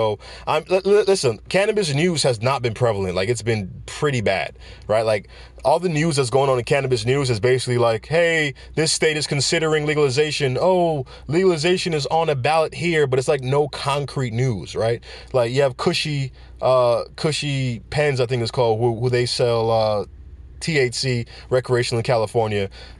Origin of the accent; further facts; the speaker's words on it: Jamaica; I'm Jamaican. Usain Bolt comes first in every race. You know what I'm saying? Jamaicans know how to compete in any race.